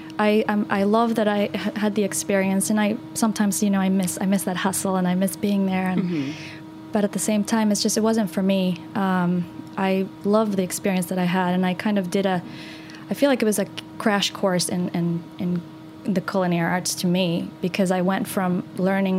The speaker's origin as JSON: {"language": "English", "region": "Texas", "country": "United States", "tie": "born or raised there", "also_born_or_lived": "Northern Argentina", "said": "I grew up in Texas"}